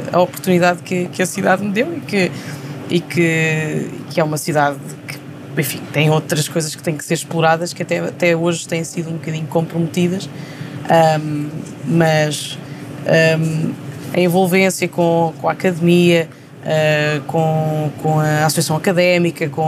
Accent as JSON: {"language": "Portuguese", "town": "Coimbra", "region": "Coimbra District", "country": "Portugal", "tie": "born or raised there", "said": "Eu tive o privilégio de, de estudar na, na, cidade onde nasci um, ehm, e que é uma e, e é um é no centro de Portugal"}